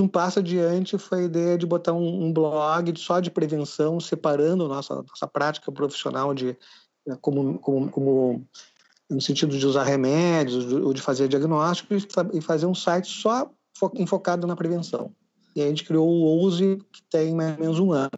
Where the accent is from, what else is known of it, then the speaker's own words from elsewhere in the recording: Rio Grande do Sul, Brazil; eu sou gaúcho